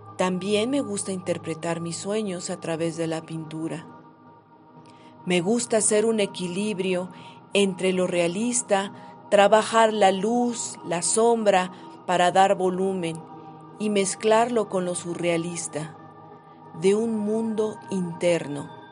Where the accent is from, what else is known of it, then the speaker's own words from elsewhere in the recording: Mexico City, Mexico; Nací en la Ciudad de México y mi oficio es pintar